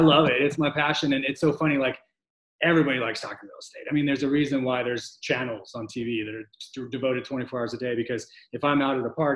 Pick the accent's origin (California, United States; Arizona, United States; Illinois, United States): Arizona, United States; Glendale; now in Austin, United States; I grew up in Glendale, Arizona, which is outside of Phoenix.